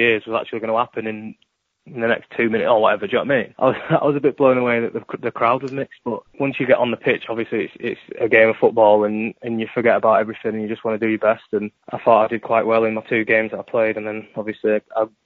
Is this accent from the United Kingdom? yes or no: yes; Yorkshire and the Humber, United Kingdom; also born or lived in United States; I was raised in Yorkshire